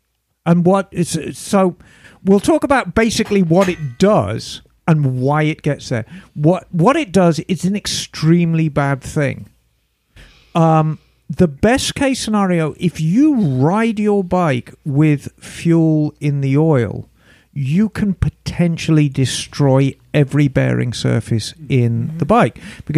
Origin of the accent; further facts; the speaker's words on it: Buffalo, New York, United States; And I'm from Buffalo, New York.